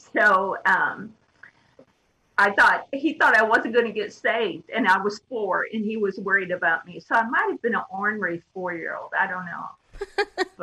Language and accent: English; Midwest, United States; now in California, United States; I was born in the Midwest. I'm from the Midwest, actually.